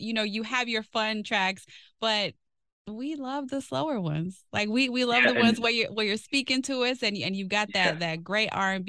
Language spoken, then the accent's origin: English; Chicago, Illinois, United States; I'm from Chicago.